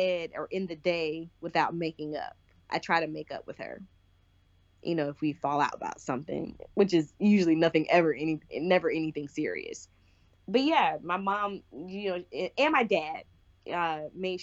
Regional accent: South Carolina, United States; also born or lived in Michigan; I was born in Michigan. We moved to South Carolina when I was turning 8

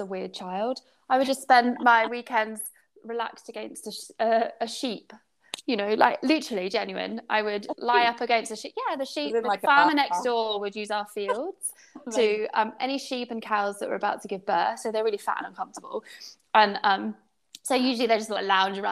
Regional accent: United Kingdom; being British

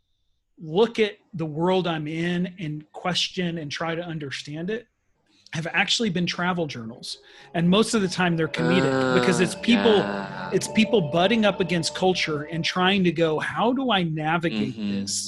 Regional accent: United States; now in Sweden; I'll never stop being American no matter how hard I try.

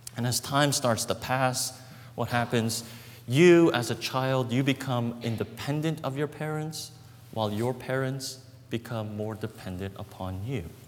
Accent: Brooklyn, New York, United States; the apartment that we grew up in in Brooklyn.

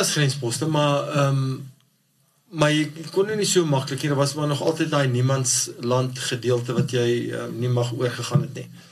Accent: Barberton, Mpumalanga, South Africa; ek is in Barberton gebore en gematrikuleer

